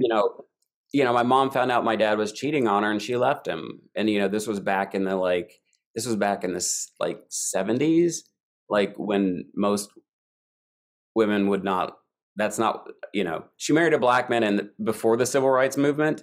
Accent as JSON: {"language": "English", "region": "Eastern Kentucky", "country": "United States", "tie": "born or raised there", "also_born_or_lived": "New York", "moved": "as an adult", "said": "I grew up in Eastern Kentucky"}